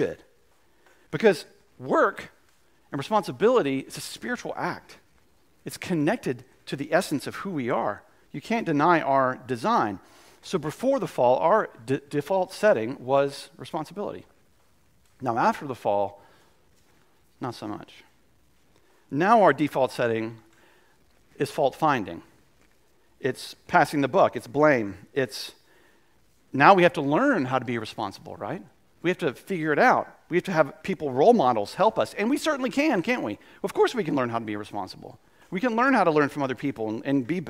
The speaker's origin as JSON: {"language": "English", "region": "the South", "country": "United States", "said": "we're from the South"}